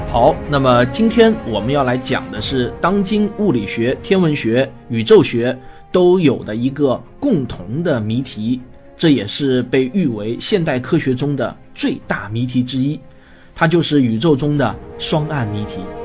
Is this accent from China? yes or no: yes; China; 我们中国人呼吸的大气